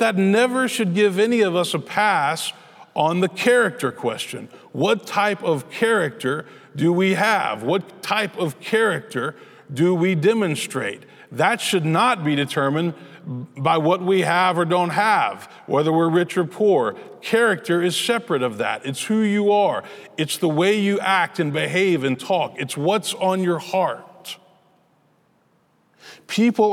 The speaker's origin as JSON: {"language": "English", "town": "Memphis", "region": "Tennessee", "country": "United States", "tie": "born or raised there", "said": "I grew up in Memphis. That was where I was born and raised"}